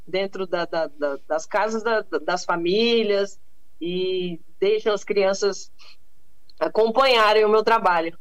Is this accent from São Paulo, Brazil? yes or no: no; Cuiabá, Mato Grosso, Brazil; Cuiabá, Meu né? Que, um exemplo a minha terra natal